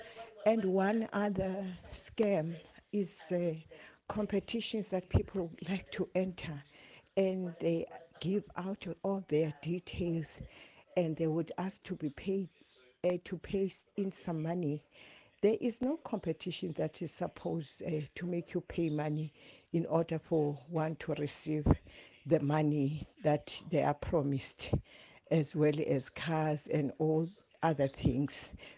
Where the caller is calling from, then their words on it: Butterworth, Eastern Cape, South Africa; I'm calling from Butterworth.